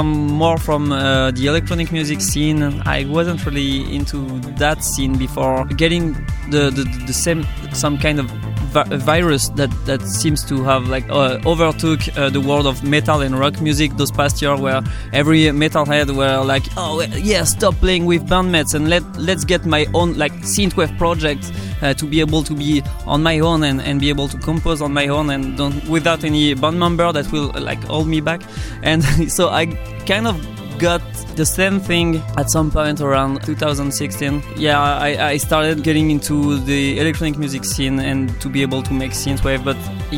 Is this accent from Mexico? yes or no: no; France; we're from France.